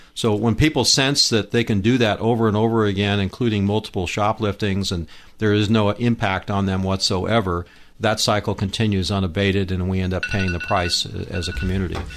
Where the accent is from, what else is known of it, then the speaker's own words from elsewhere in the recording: Indio, California, United States; I was actually from the Indio area. I grew up in the old Indio Palm Desert, La Quinta area.